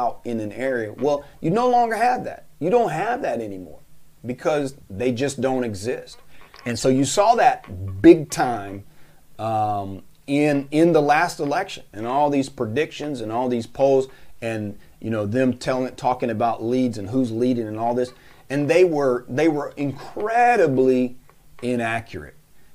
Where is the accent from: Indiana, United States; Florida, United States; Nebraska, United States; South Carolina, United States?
Florida, United States; North; I'm from North Florida